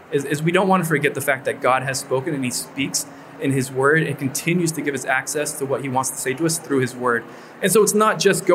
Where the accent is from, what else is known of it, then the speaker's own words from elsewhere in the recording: Orange County, California, United States; moved away; I'm from Orange County, California, from Southern California. And I was back home for one summer